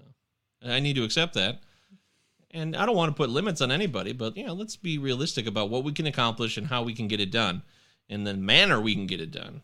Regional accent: United States; I'm American

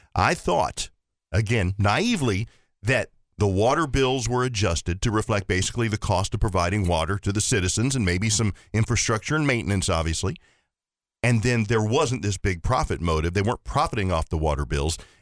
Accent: Ohio, United States; now in Horry County, United States; I grew up in Ohio, lived here

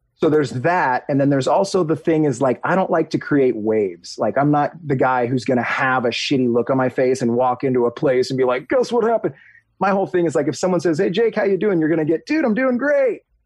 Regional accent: Huntington Beach, California, United States; I grew up in Huntington Beach, near the beach.

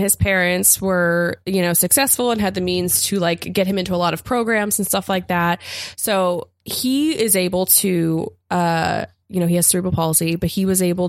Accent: Appalachia, United States; and I'm from Appalachia, and like I was raised in a, you know, town of poverty

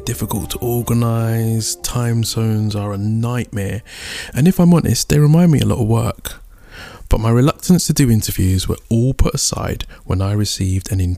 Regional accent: United Kingdom; We are both of African descent, but raised in the UK. I'm Nigerian and she is Ghanaian.

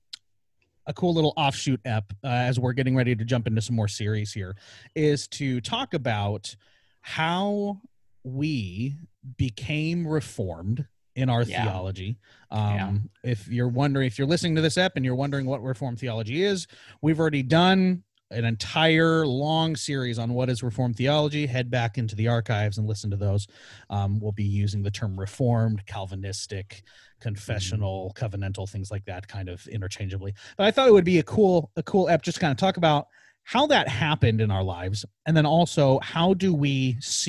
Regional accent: Tonasket, Washington, United States; growing up in Tenasket

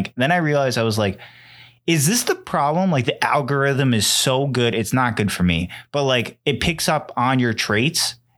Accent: United States; I'm American.

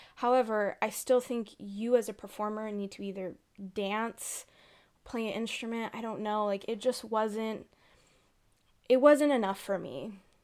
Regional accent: Southern California, United States; I grew up in Southern California

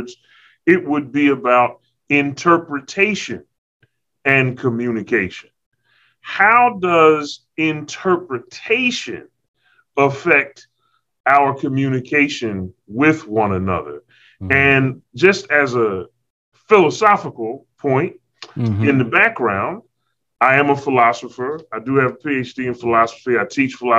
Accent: Philadelphia, Pennsylvania, United States; now in Walla Walla, United States; I am from City of Brotherly Love, Philadelphia, Philly

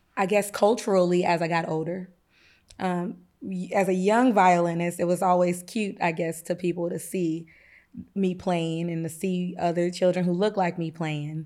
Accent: Kansas, United States; now in East St. Louis, United States; we were raised in Kansas

